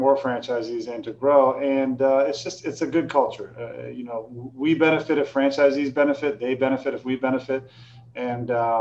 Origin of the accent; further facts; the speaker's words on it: Maine, United States; also born or lived in California; I'm from Maine